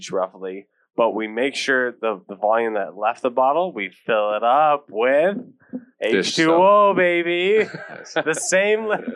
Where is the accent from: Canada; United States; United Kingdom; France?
Canada; Toronto, Ontario; also born or lived in Newmarket, Ontario; it was grade three. The third grade, Mr. Plants. I came into Toronto. I moved from Newmarket, and I came to Toronto.